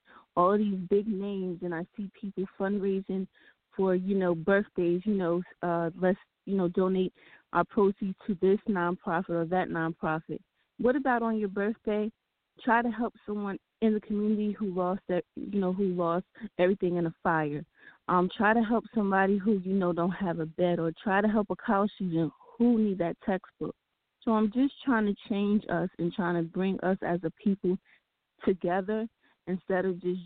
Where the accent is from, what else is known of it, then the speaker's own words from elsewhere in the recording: New Jersey, United States; my home state, New Jersey